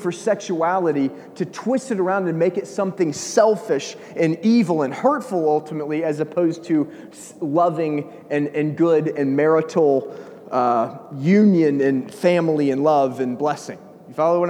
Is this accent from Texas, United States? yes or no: no; Georgia, United States; I'm from Georgia.